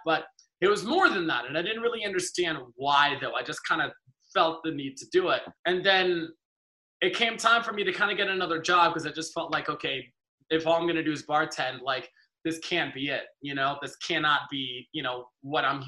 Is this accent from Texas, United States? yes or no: no; Los Angeles, California, United States; also born or lived in Trinidad and Tobago; I grew up